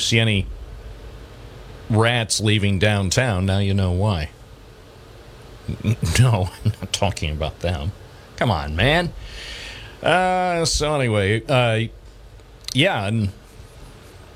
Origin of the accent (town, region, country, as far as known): Endwell, New York, United States; born or raised there; also born or lived in Endicott, New York